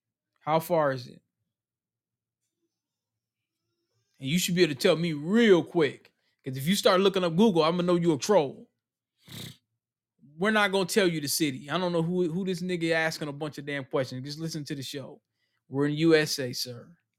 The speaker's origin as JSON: {"language": "English", "country": "Ghana", "said": "I'm from Ghana."}